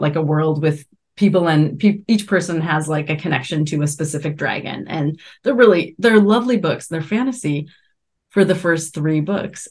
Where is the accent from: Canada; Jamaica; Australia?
Canada; moved away; I grew up in Canada and we watched Musique Plus